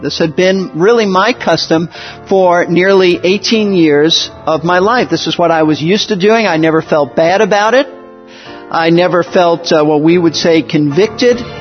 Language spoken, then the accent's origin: English; New York City, New York, United States; moved away as an adult; also born or lived in Florida; I was raised in Brooklyn, New York, not in a Christian home